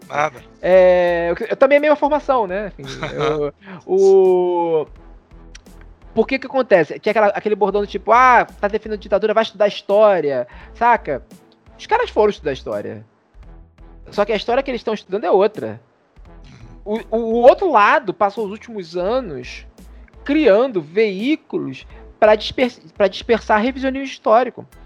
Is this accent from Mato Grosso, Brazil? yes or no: no; Rio de Janeiro, Brazil; O, que sou de Padre Miguel, tu é, tu é de Nilópolis.